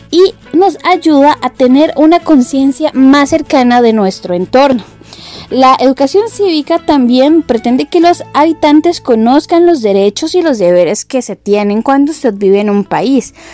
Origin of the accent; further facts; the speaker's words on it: Costa Rica; como costarricenses